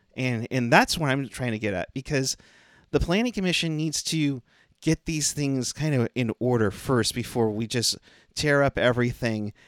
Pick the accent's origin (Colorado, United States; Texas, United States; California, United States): California, United States; Concord; I, I'm from Concord